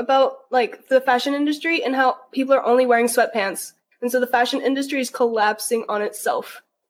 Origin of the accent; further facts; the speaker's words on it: Washington, United States; I'm from Washington.